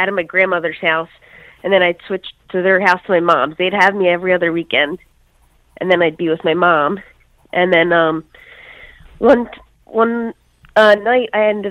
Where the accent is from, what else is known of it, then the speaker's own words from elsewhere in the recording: Philadelphia, Pennsylvania, United States; moved away as an adult; also born or lived in Bucks County, Newtown area; now in Newtown, United States; I grew up in Northeast in Mayfair, Philadelphia